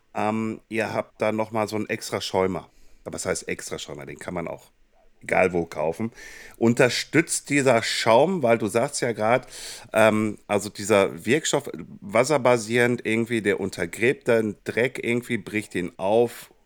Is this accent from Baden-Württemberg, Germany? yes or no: no; Kassel, Hesse, Germany; meine Heimatstadt Kassel-Brauxe